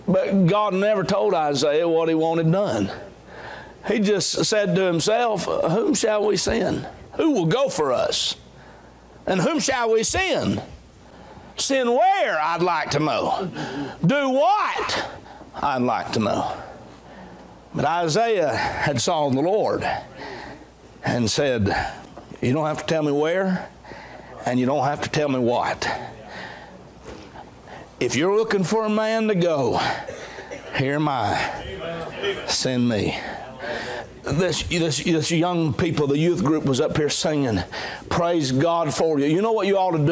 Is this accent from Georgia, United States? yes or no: yes; Dalton, Georgia, United States; moved away as an adult; also born or lived in Augusta, Georgia; now in Hephzibah, United States; I grew up in Dalton, Georgia